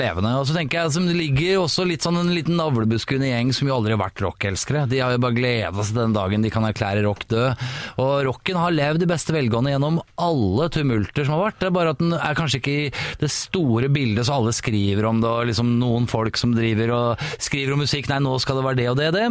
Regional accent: Oslo, Norway; Jeg er Oslo-gutt. Jeg er fra Ålseter.

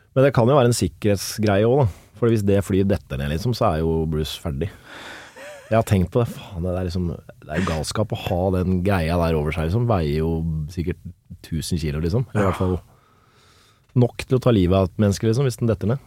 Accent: Kolbotn, Akershus, Norway; oppvokst eh, Jeg er fra Kolbotn

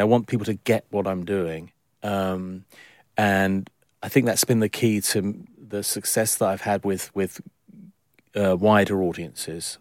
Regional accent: London, United Kingdom; born in London, I'm a Londoner

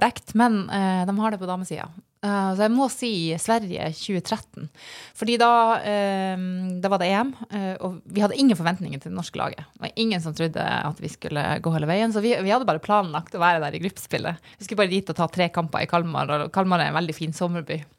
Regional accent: Burfjord, Troms, Norway; moved away; hjemme i Burfjord

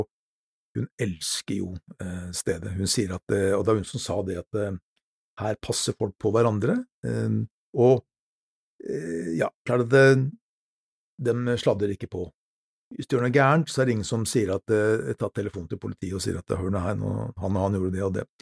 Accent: Norway; som nordmann

